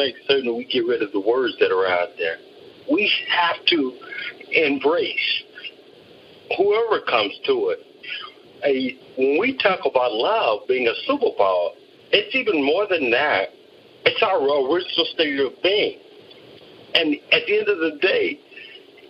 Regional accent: San Diego, California, United States; I grew up in San Diego

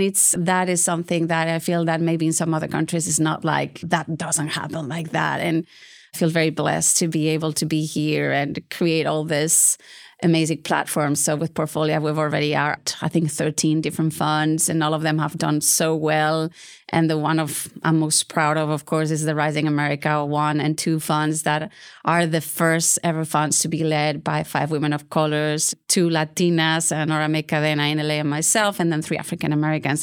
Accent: Bilbao, Basque Country, Spain; now in Houston, United States; So I'm from Spain. I'm originally from Bilbao.

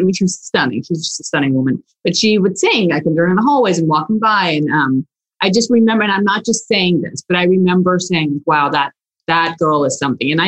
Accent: Houston, Texas, United States; also born or lived in Russia / Galveston, Texas; I was a child and came here, and my parents were fortunate enough to not only bring me to this great country, but to have the insight, I guess, and be outliers to move to Texas and Houston and Galveston

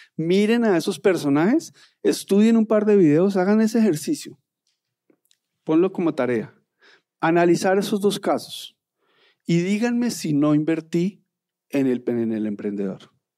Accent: Colombia; en Colombia somos unos tesos

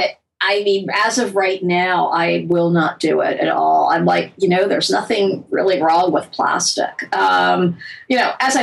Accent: United States; I am American. I live in our culture

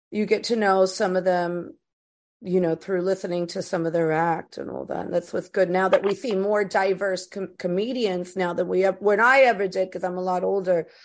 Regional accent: East Coast, United States; I'm originally from the East Coast, but when I first went to the West Coast, there was a lot of things that were foreign to me.

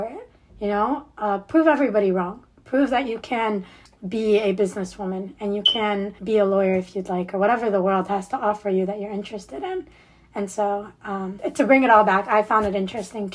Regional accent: Cincinnati, Ohio, United States; moved away as an adult; also born or lived in Nouakchott, Mauritania / Waukesha; now in Michigan, United States; I moved to the States when I was around like 6 or 7 years old. I went to school here, grew up here, and or not in Michigan, but I grew up in Cincinnati, Ohio

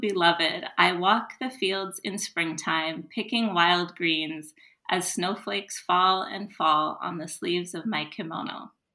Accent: United States; as an American

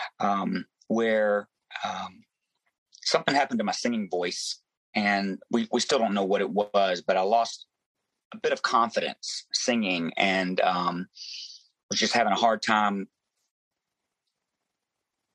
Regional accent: Memphis, Tennessee, United States; growing up in Memphis, Tennessee, you know, I sang anywhere that I could

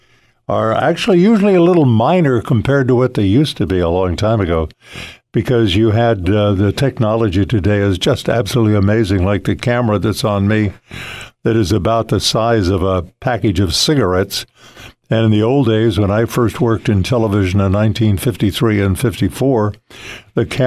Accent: Ojai, California, United States; raised in the Ojai Valley

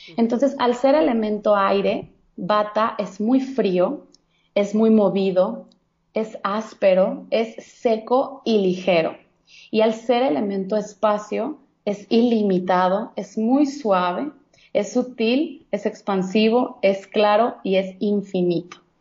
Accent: Guadalajara, Jalisco, Mexico; also born or lived in Monterrey; now in Mexico City, Mexico; yo soy de Guadalajara, Jalisco soy tapatía

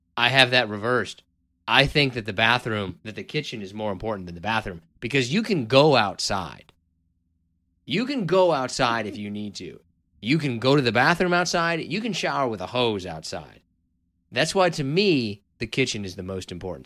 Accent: Kansas, United States; moved away; I'm from originally from Kansas

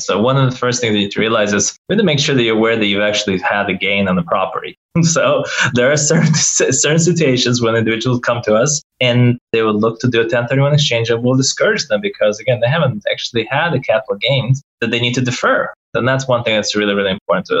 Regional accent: Silicon Valley, California, United States; I come from Silicon Valley.

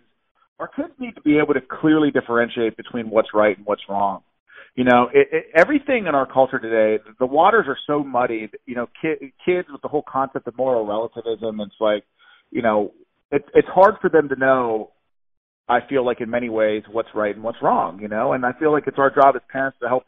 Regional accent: Pittsburgh, Pennsylvania, United States; I'm from Pittsburgh, Pennsylvania

